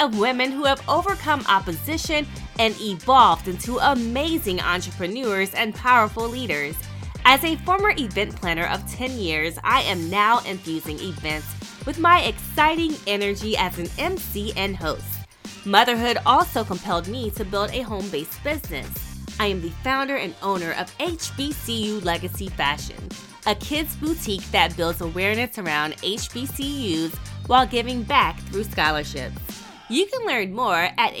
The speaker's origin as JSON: {"language": "English", "area": "near Wilmington", "region": "North Carolina", "country": "United States", "tie": "born or raised there", "said": "I grew up near Wilmington"}